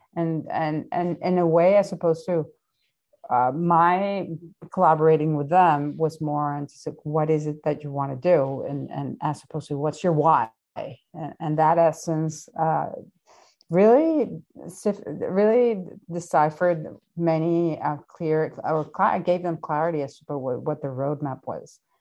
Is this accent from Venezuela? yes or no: yes; Venezuela; moved away; my home country in Venezuela